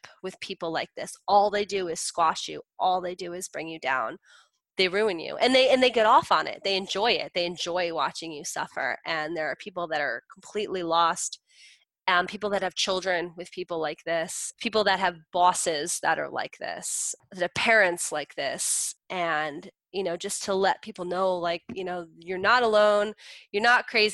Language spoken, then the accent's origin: English; New Jersey, United States; I'm from Jersey.